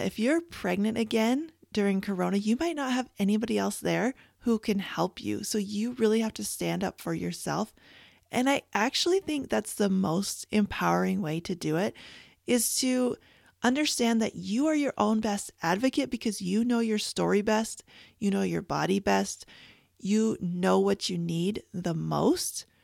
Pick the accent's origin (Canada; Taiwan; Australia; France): Canada; moved away; I was born and raised in Canada